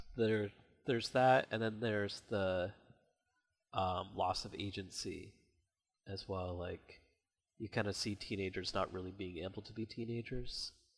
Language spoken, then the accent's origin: English; Canada; I'm Canadian.